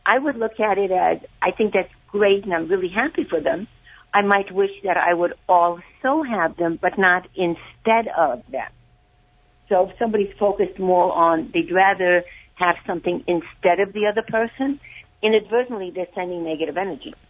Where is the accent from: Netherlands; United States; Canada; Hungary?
Hungary; I'm from Hungary.